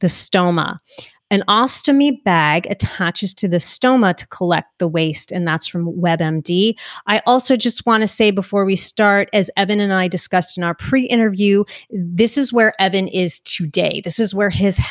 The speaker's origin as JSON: {"language": "English", "region": "New Jersey", "country": "United States", "said": "New Jersey, I'm a Jersey girl too"}